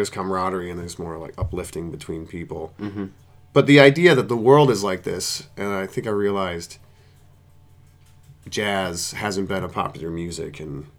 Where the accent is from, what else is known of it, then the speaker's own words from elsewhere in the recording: Silver Creek, New York, United States; now in Philadelphia, United States; I'm originally from a village of Silver Creek in New York State, which is about 40 miles south of Buffalo.